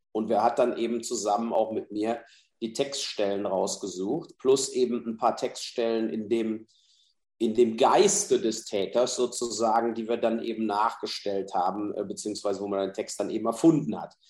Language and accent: German; Mainz, Rhineland-Palatinate, Germany; in Mainz, in meiner Heimatstadt